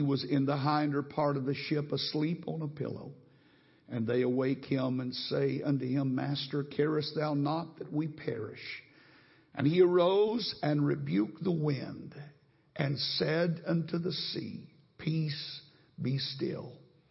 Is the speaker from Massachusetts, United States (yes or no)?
no; North Texas, United States; moved away as an adult; now in Houston, United States; I grew up in North Texas